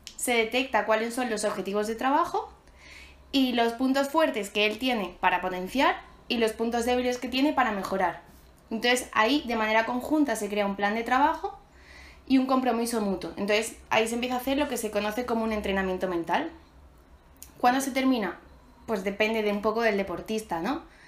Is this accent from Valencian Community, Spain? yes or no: no; Málaga, Andalusia, Spain; soy de Málaga